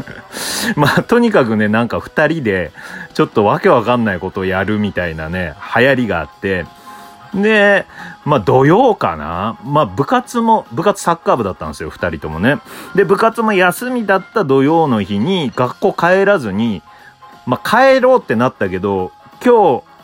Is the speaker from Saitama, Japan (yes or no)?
no; Tokachi, Hokkaido, Japan; 十勝出身なんで